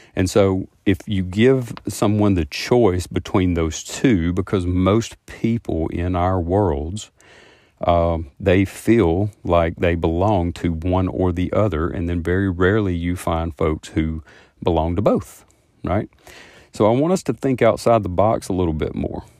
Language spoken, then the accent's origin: English; the South, United States; I am from the South and I talk kinda slow